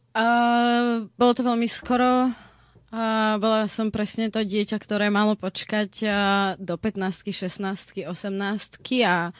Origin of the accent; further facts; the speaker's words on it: Slovakia; ja som zo Slovenska